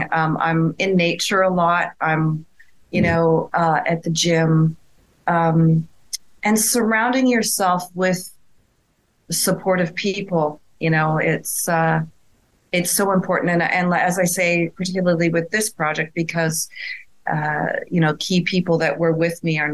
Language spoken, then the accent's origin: English; Sherwood Park, Alberta, Canada; moved away as an adult; also born or lived in Edmonton, Alberta; now in Lisbon, Portugal; I'm a girl from Edmonton, Alberta. Well, I actually grew up in Sherwood Park, Alberta, the world's largest hamlet.